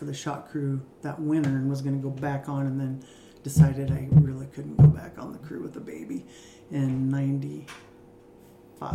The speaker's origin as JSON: {"language": "English", "area": "Lebanon and Hermiston area", "region": "Oregon", "country": "United States", "tie": "born or raised there"}